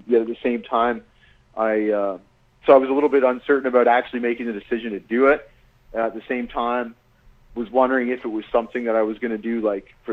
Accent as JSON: {"language": "English", "town": "Walkerton", "region": "Ontario", "country": "Canada", "tie": "born or raised there", "said": "the deck of our house in Walkerton, my hometown"}